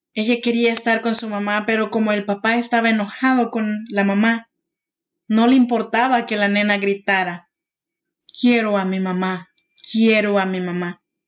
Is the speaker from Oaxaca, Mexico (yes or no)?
yes; Oaxaca, Mexico; now in Sacramento, United States; Yo soy mexicana y soy oaxaqueña